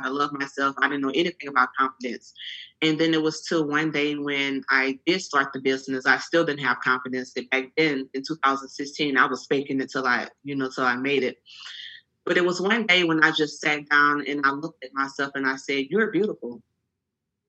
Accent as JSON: {"language": "English", "town": "Franklin", "region": "Louisiana", "country": "United States", "moved": "yes", "lives_now": "Houston, United States", "said": "I'm originally from Franklin, Louisiana. It's a very small town. And I've been in Houston for 18 years"}